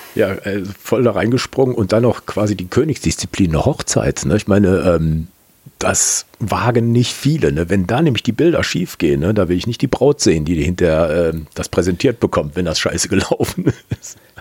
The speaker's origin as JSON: {"language": "German", "town": "Kempen", "region": "North Rhine-Westphalia", "country": "Germany", "said": "ich komme aus Kempen bei Krefeld"}